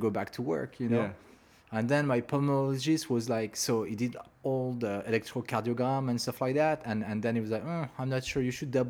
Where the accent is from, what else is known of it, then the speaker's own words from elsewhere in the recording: Montreal, Quebec, Canada; moved away as an adult; now in Los Angeles, United States; we're from Montreal